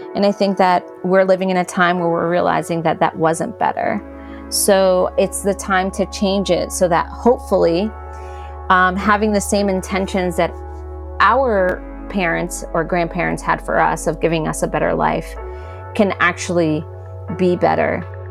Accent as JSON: {"language": "English", "region": "New York", "country": "United States", "moved": "yes", "lives_now": "Asheville, United States", "said": "as a New Yorker living in New York"}